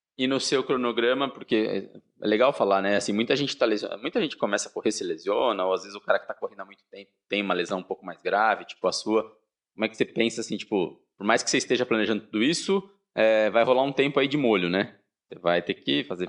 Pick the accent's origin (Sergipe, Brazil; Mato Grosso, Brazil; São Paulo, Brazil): São Paulo, Brazil; Sorocaba; Sorocaba, minha terra